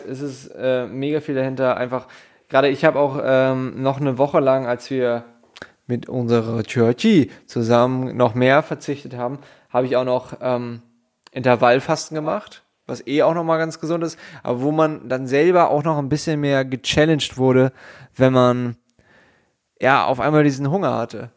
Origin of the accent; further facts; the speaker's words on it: Hamburg, Germany; ich komme aus Hamburg Süd